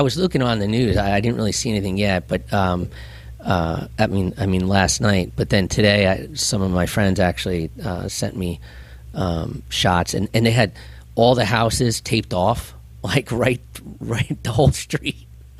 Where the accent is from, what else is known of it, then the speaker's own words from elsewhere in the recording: Cresskill, New Jersey, United States; now in Morris County, United States; I grew up in Bergen County